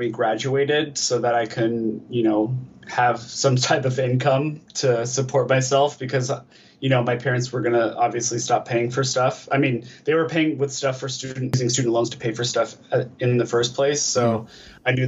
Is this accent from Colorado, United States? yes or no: yes; Colorado, United States; moved away as an adult; also born or lived in Denver, Colorado / California; now in Los Angeles, United States; Originally, I am from Denver, Colorado. At least that's where I was born. My family kind of moved out to the suburbs in like middle school. And then at the beginning of high school, they moved a little bit further to like the countryside in Colorado. I spent most of my teenage years kind of like in the countryside in Colorado